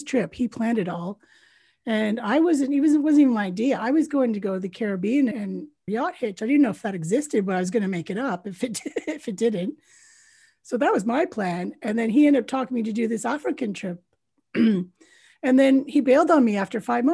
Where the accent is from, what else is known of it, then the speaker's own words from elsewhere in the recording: Canada; moved away; also born or lived in United Kingdom; I'm a Canadian Brit. So born in Canada, but I left Canada in 1993.